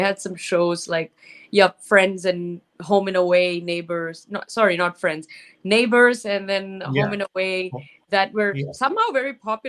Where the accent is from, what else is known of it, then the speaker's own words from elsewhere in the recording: Sydney, New South Wales, Australia; now in Los Angeles, United States; I live in Los Angeles. I'm from Sydney, Australia, originally, but I live in LA now.